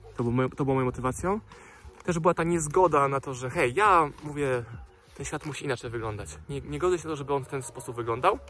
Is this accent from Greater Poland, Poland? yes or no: no; Dunajec valley, Lesser Poland, Poland; born or raised there